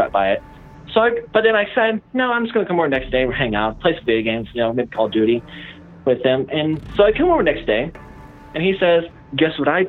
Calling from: Illinois, United States; I'm calling from Illinois

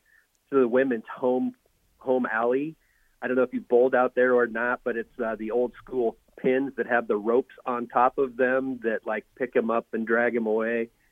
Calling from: Lincoln, Nebraska, United States; I'm usually … from Lincoln when I call in.

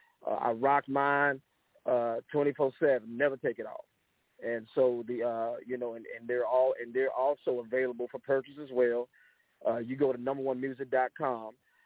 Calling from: Freeport, Texas, United States; I'm calling from Freeport, Texas, here on the Gulf Coast, Third Coast area here in Texas

